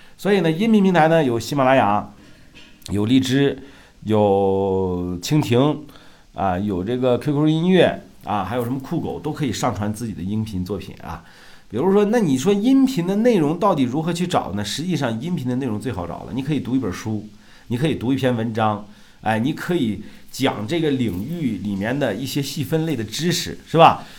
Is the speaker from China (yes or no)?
yes; Shandong, China; moved away; 我老家山东的农村的啊